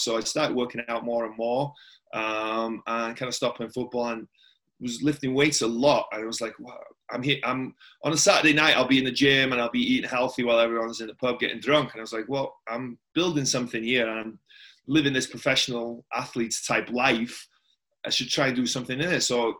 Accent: Tremadog, Wales, United Kingdom; moved away as an adult; also born or lived in Tampa, United States; now in Las Vegas, United States; It's a little bit different to the small town of Tremadog that I grew up in, you know, the bright lights of Vegas.

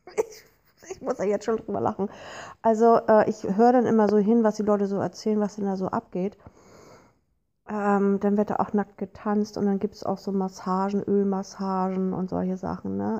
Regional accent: Hamburg, Germany; Ich komme nun hier aus Hamburg

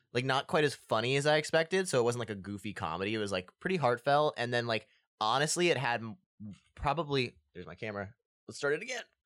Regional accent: Annapolis, Maryland, United States; we're from Annapolis, and my mom worked for the festival for a little bit

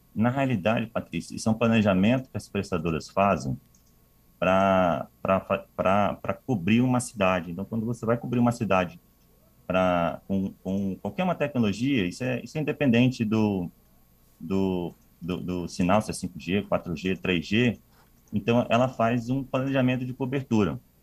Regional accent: Vitória, Espírito Santo, Brazil; moved away; Sou capixaba

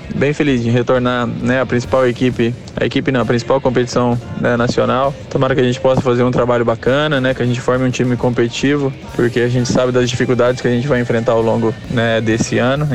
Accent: Uberlândia, Minas Gerais, Brazil; daqui de Uberlândia, né, ser da minha cidade natal

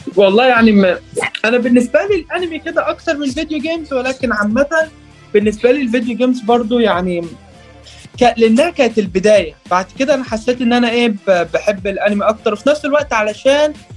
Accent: Egypt; also born or lived in Riyadh, Saudi Arabia; انا اتولدت في السعوديه في الرياض وقعدت ست سنين هناك بعد كده جيت مصر

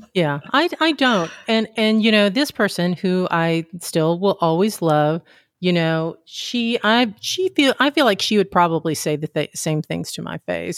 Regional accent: Deep South, United States; I grew up in the Deep South

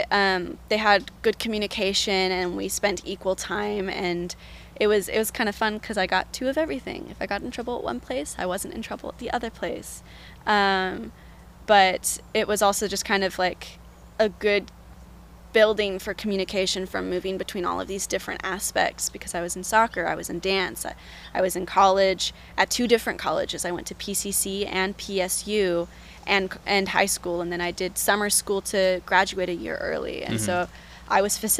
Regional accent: Portland, Oregon, United States; moved away as an adult; now in Eugene, United States; I grew up in Portland, born and raised, went to Jefferson High School

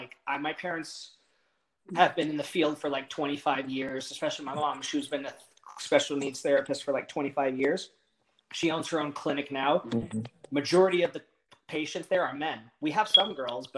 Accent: Texas, United States; also born or lived in Los Angeles area, California; we moved to Texas for work for my dad's job

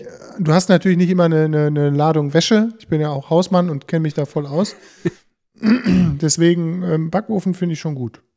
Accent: Bünde, North Rhine-Westphalia, Germany; in unserer Heimatstadt, in der Eschstraße, wir sind ja aus Bünde

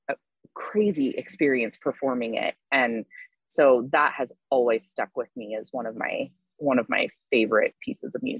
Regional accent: Southwest Colorado, United States; I grew up in Southwest Colorado

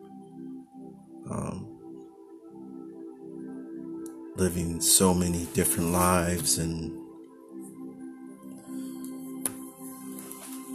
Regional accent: Oakland, California, United States; moved away as an adult; now in Los Angeles, United States; my hometown of Oakland

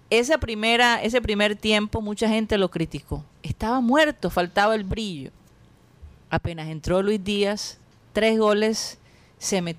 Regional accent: Colombia; soy colombiana

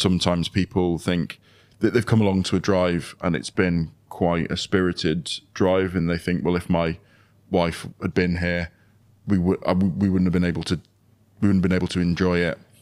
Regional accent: United Kingdom; being British

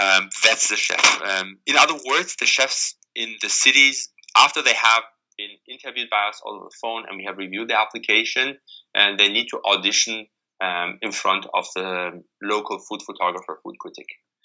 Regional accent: Germany; English is a second language; moved away as an adult; now in San Francisco, United States; And when I moved to San Francisco from Germany 11 years ago, I was very fascinated by the melting pot of San Francisco with all the different cultures and cuisines present in a fairly small city.

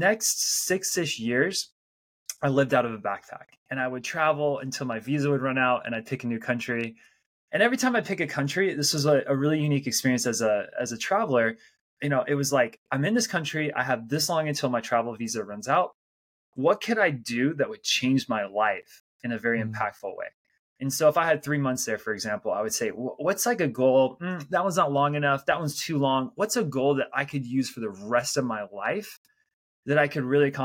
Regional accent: United States; moved away as an adult; also born or lived in Salt Lake City, Utah / Belgium; I am an American, so I'm not an immigrant to the United States. But when I was 23, I was living in Salt Lake City, Utah.

